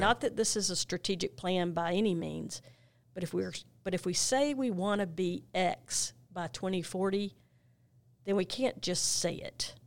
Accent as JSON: {"language": "English", "town": "Monroe", "region": "North Carolina", "country": "United States", "tie": "born or raised there", "moved": "as an adult", "lives_now": "Gaston County, United States", "said": "I grew up in Monroe, North Carolina"}